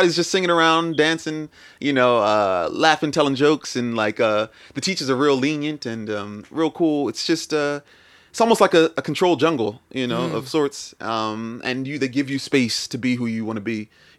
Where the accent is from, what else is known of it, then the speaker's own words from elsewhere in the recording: Nigeria; I'm Nigerian, so like it's in our culture.